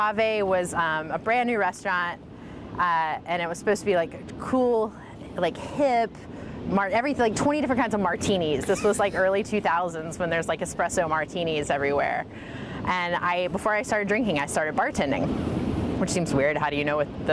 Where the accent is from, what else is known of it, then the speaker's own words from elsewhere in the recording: Baton Rouge, Louisiana, United States; now in Portland, United States; I'm from Baton Rouge, Louisiana. So I grew up in a college town